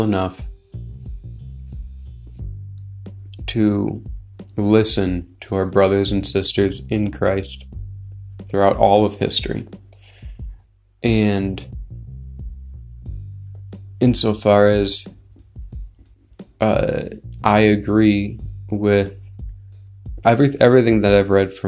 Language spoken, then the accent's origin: English; United States; I'm American